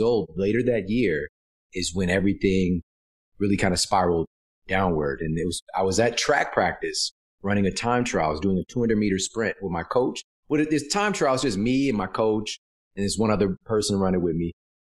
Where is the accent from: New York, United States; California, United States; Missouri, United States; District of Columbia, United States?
Missouri, United States; Ferguson; Coming from where I'm from St. Louis, Missouri, Ferguson, Missouri.